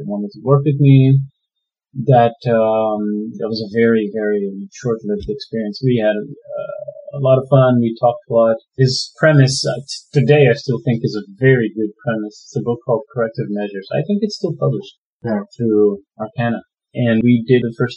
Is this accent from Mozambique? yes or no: yes; Maputo, Mozambique; now in Toronto, Canada; I'm African and I'm from Mozambique. I grew up in the capital, Maputo